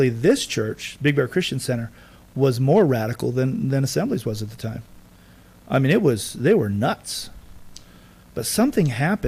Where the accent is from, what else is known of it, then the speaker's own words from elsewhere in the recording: United States; I'm American